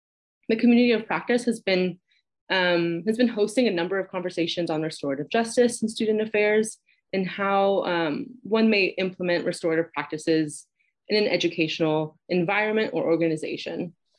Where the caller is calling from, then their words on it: Berkeley, California, United States; I'm currently broadcasting from Berkeley, California, sitting on the territory of Huchun, the ancestral land of Chuchenwu, speaking of the Ohlone people.